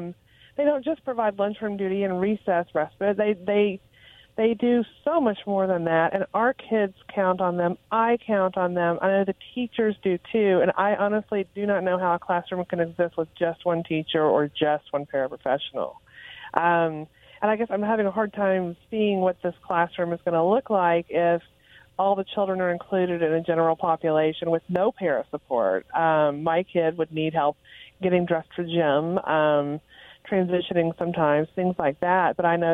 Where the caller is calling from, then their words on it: West Richland, Washington, United States; I'm calling from West Richland.